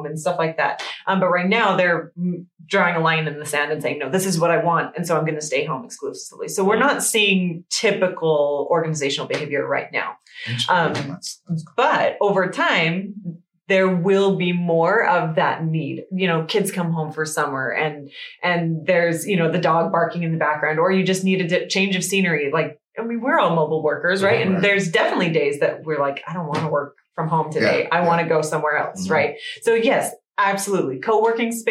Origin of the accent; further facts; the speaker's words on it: New England and Connecticut, United States; I come from New England and Connecticut, and there's lots of empty factories